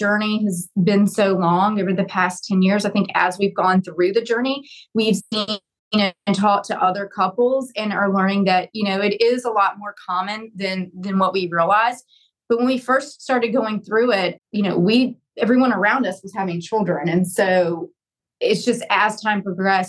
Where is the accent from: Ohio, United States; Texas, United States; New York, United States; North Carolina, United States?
North Carolina, United States; moved away as an adult; also born or lived in Alabama; I'm originally from North Carolina, but moved to Alabama and went to law school